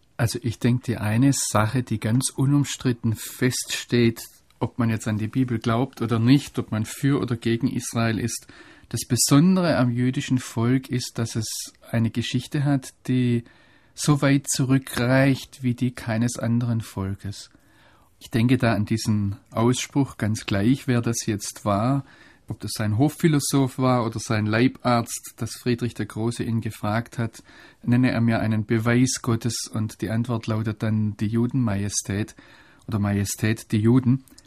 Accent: Germany; als Deutsche

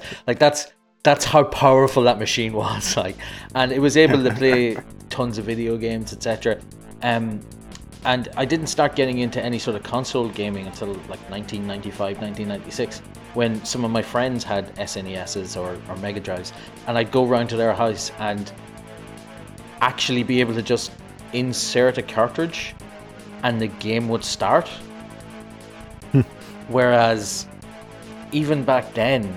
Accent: Ireland; I'm Irish

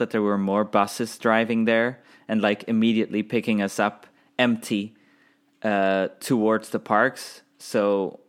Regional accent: Belgium; we're from Belgium

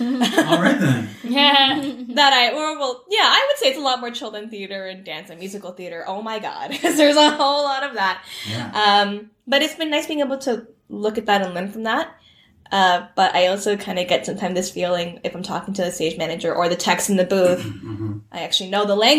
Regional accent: Toronto, Ontario, Canada; I grew up in Toronto, and I went to Etobicoke School of the Arts

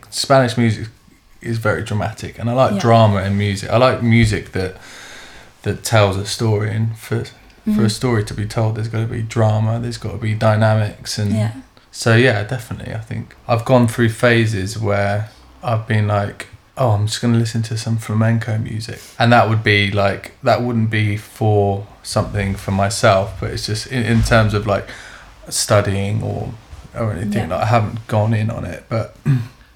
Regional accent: London, United Kingdom; also born or lived in Seville, Spain; I mainly grew up in London. I was born in Seville in Spain

